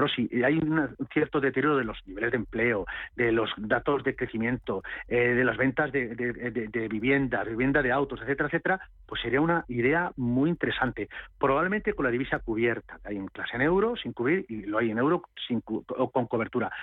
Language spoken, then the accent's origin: Spanish; Castilla-La Mancha, Spain; yo soy castellano manchego